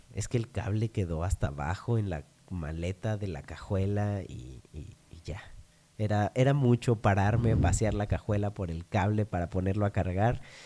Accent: Monterrey, Nuevo León, Mexico; moved away; Tuve la fortuna de crecer siendo regio, pero nacer en otro, en otro lugar.

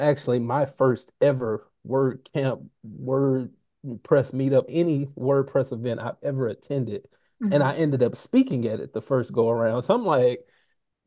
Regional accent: Alabama, United States; I grew up in Alabama

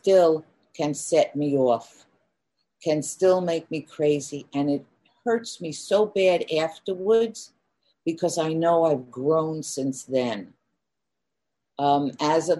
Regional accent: New York City, New York, United States; I grew up in Queens, New York

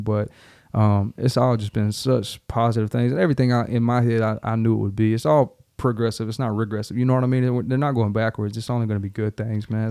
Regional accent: Darlington, South Carolina, United States; moved away as an adult; also born or lived in Charleston, South Carolina / Columbia, South Carolina / Lexington, South Carolina; now in Nashville, United States; A little club called Carolina Nightlife, which is right there in Darlington, South Carolina

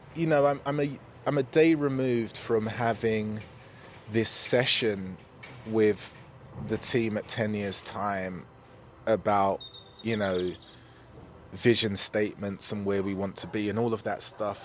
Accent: London, United Kingdom; I grew up in Newham, and I grew up in Newham seventies and eighties

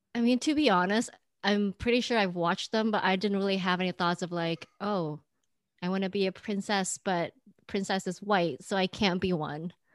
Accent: Indonesia; now in United States; growing up in Indonesia

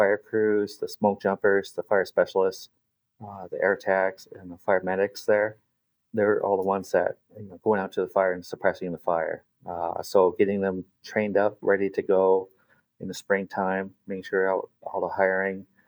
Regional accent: Alaska, United States; I grew up in Alaska, so this is home.

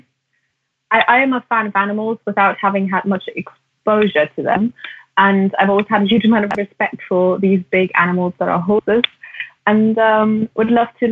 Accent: Germany; I grew up in Germany and in the 90s

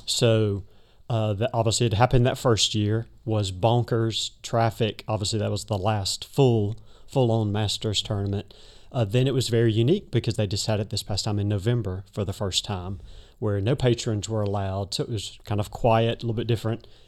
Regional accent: Birmingham, Alabama, United States; moved away; Originally, I'm from Birmingham, Alabama

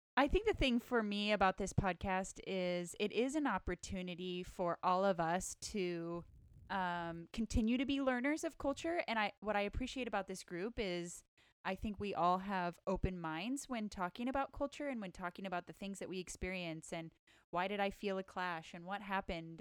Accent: rural Northern California, United States; moved away as an adult; I grew up in rural Northern California where it was very monocultural

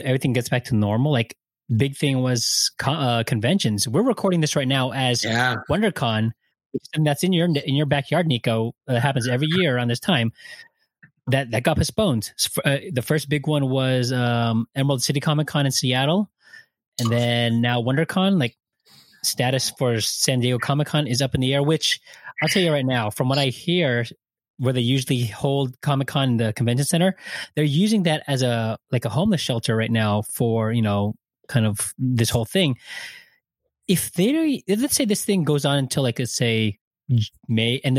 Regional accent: Philippines; I'm a Filipino

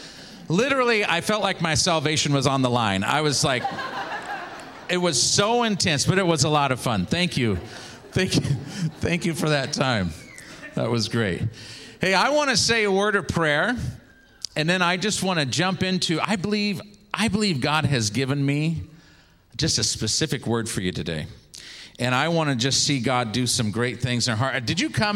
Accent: Seattle, Washington, United States; also born or lived in Kent, Washington; I grew up in Seattle, Washington area.

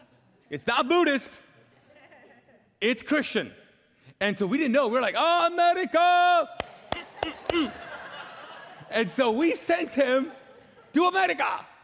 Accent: Kuwait; And we were so pumped about that as a Pakistani family, living as immigrants in Kuwait. Even though I was born there, you can't become like a citizen even if you're born there in Kuwait.

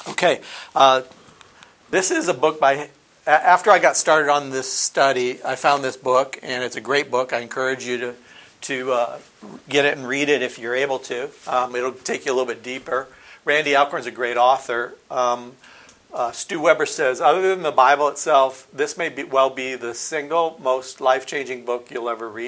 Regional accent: Nigeria; I, I, was born and raised in Nigeria. My parents were missionaries, and I have been a believer most of my life.

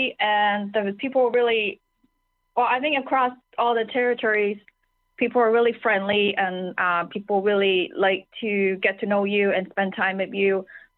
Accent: China; moved away as an adult; now in Iqaluit, Canada; I was born and raised in China, and I came to Canada for my post-secondary degree. And upon graduation, I started working in Canada in different provinces. And now I'm currently working in Iqaluit, Nunavut.

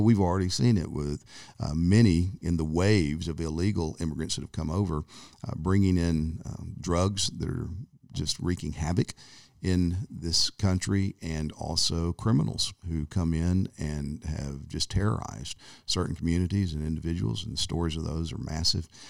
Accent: United States; growing up in America

